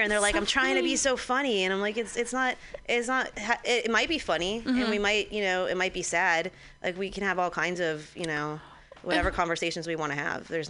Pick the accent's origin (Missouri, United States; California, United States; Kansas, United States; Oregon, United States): California, United States; Santa Clarita; my hometown, I'm from Santa Clarita, outside